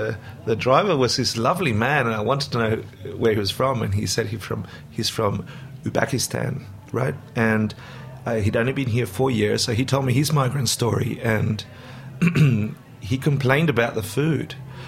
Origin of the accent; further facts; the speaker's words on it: Argentina; now in Australia; my parents did something consciously that was really quite amazing, which was, from today on, we're Australian, we're no longer Argentinian. You're not allowed to speak Spanish at home.